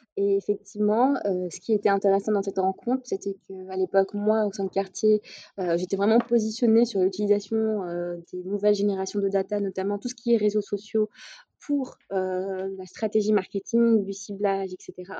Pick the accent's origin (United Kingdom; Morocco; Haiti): Morocco; Casablanca, Casablanca-Settat; moved away as an adult; now in Paris, France; je suis née, j'ai grandi au Maroc, à Casablanca.